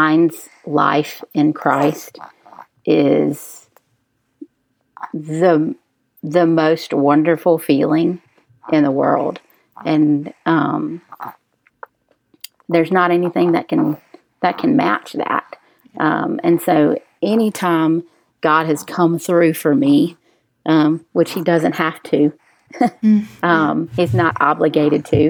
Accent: Jackson, Mississippi, United States; I grew up in Jackson Public Schools

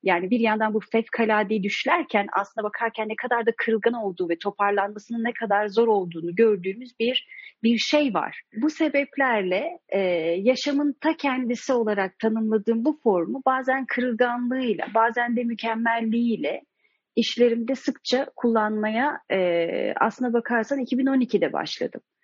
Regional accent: Turkey; Ben Türkiye'de yetiştim

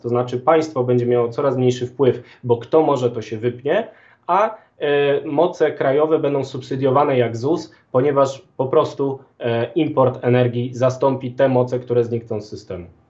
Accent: Galicia, Poland; jestem z Galicji

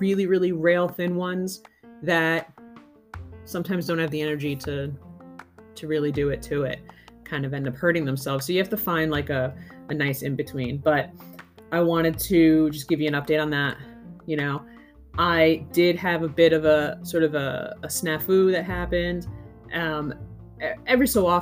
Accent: Northeast, United States; moved away; I'm originally from the Northeast

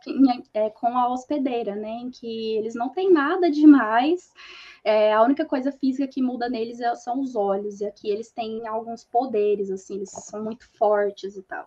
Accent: Uberlândia, Minas Gerais, Brazil; accent: mineiro; Eu sou de Uberlândia, Minas ah. Gerais. Aí vocês perceberam todo o sotaque mineiro

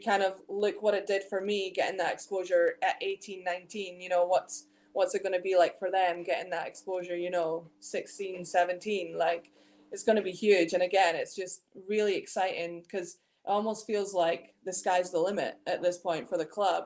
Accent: Scotland, United Kingdom; moved away as an adult; also born or lived in Leicester, England; I grew up playing exclusively in Scotland, um, all throughout like my youth basketball, like with being at Tayside Musketeers

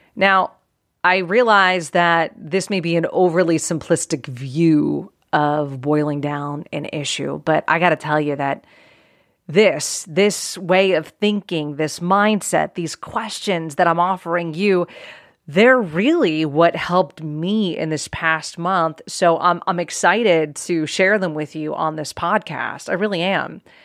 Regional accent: outside of Pittsburgh, Pennsylvania, United States; I grew up outside of Pittsburgh, Pennsylvania

